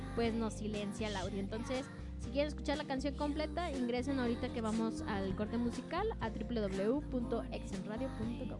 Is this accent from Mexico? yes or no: yes; Mexico